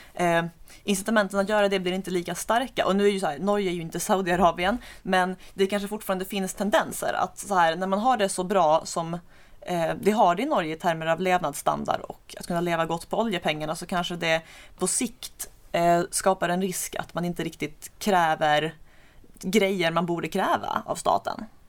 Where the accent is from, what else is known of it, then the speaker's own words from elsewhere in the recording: Skåne, Sweden; Jag har ju som skåning bara koll på Danmark